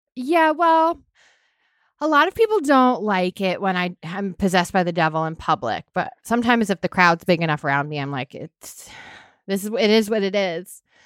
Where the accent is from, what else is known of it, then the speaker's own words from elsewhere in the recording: Hingham, Massachusetts, United States; I grew up in Massachusetts